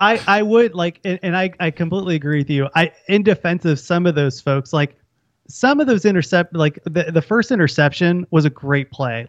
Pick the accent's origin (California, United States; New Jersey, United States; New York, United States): California, United States; Orange County; moved away; I grew up in Orange County